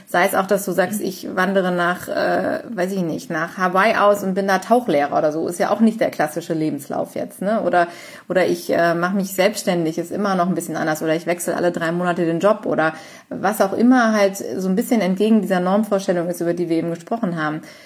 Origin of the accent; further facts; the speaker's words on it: Cologne, North Rhine-Westphalia, Germany; ich bin auch in Köln aufgewachsen